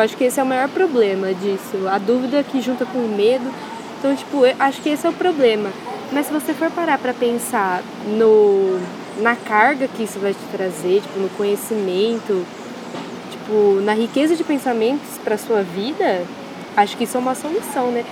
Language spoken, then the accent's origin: Portuguese; Itirapina, São Paulo, Brazil; eu sou de Tirapina